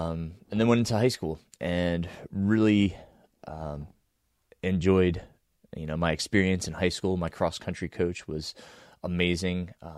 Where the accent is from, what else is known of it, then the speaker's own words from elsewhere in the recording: Middletown, New York, United States; I grew up in the Shawangunk Mountains in kind of southeastern New York, if you will, about an hour and a half northwest of Manhattan.